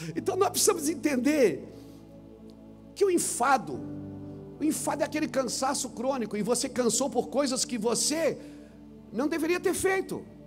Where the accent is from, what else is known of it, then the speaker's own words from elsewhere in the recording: Santa Catarina, Brazil; eu sou lá de Santa Catarina, sou um pregador